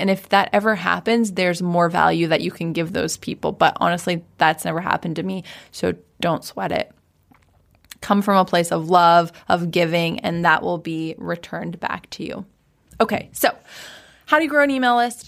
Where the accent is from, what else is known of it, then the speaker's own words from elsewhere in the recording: Washington, United States; moved away as an adult; also born or lived in San Diego / Maui; ended up back in Washington, where we grew up.